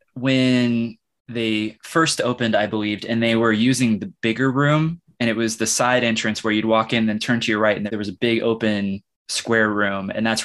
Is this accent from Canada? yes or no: no; Kansas City, United States; moved away as an adult; now in Lawrence, United States; But I live in Lawrence. I've lived here for a few years now. I'm actually from Kansas City.